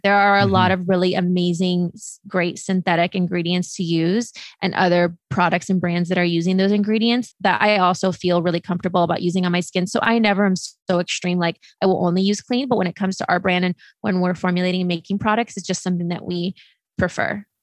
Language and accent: English; Midwest, United States; moved away; also born or lived in California / Los Angeles; we grew up in the Midwest.